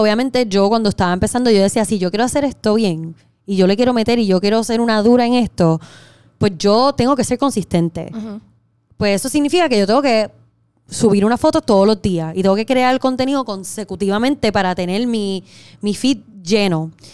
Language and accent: Spanish; Puerto Rico; moved away as an adult; also born or lived in Miami / New York; me mudé de Puerto Rico